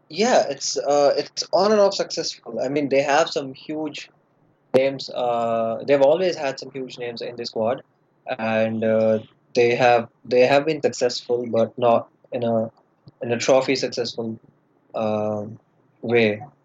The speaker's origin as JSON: {"language": "English", "country": "India", "said": "I'm uh, from India."}